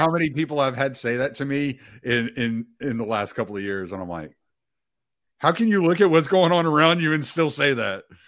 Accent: Cajun, Louisiana, United States; I'm Cajun

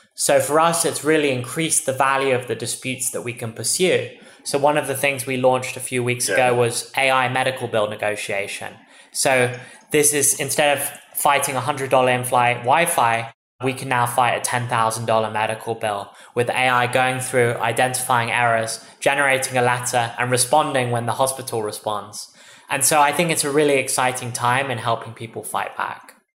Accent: England, United Kingdom; moved away as an adult; now in United States; as you can tell from my accent, I'm originally from England. I moved seven years ago to study here in America.

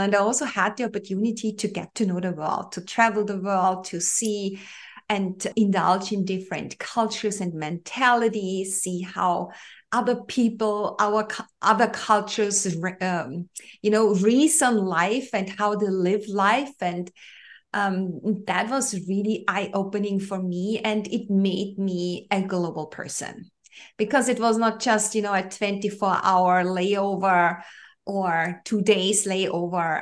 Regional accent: Austria; I grew up in Europe, in the heart of Europe, to be specific. I'm from Austria, where I'm living at at the moment

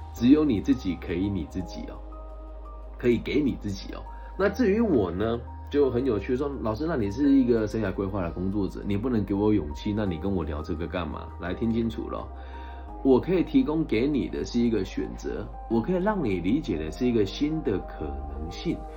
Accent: Taiwan; 在我们这个台湾的方言里面

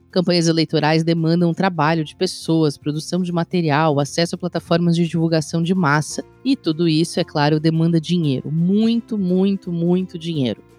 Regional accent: Brazil; enquanto brasileiros e cidadãos eleitores

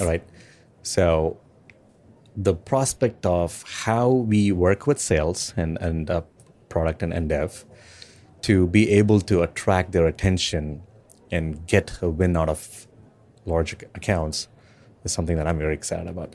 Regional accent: India; I'm from India

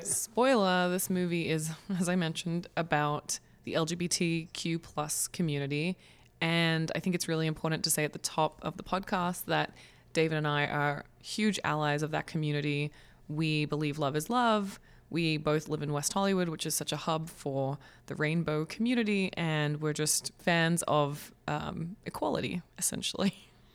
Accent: Australia; as an Australian

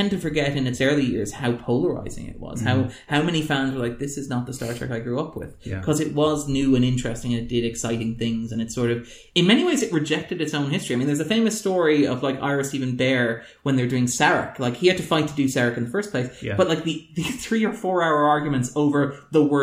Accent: Ireland; as an Irish person

